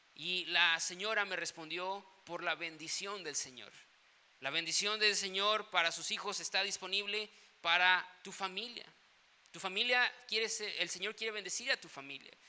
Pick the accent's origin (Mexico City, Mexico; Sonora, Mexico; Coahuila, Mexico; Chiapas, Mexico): Chiapas, Mexico; Tuxtla Gutiérrez; moved away; yo vengo de Tuxtla Gutiérrez